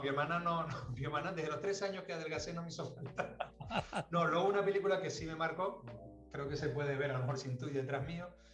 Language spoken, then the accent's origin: Spanish; Las Palmas, Canary Islands, Spain; also born or lived in Tenerife; Vivíamos en Las Palmas, yo nací en Las Palmas